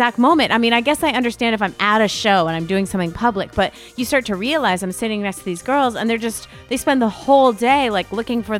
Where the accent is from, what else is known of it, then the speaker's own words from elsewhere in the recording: United States; we're American women